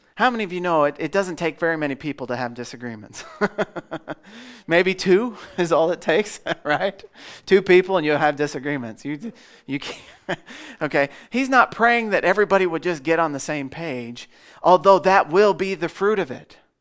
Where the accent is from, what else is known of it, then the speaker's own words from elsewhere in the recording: Melbourne, Iowa, United States; I'm from Melbourne